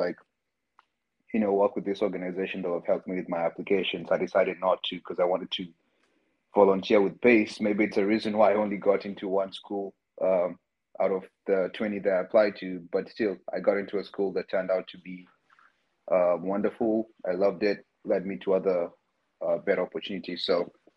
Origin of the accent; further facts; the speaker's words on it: Nairobi, Kenya; moved away as an adult; now in New York, United States; growing up in Nairobi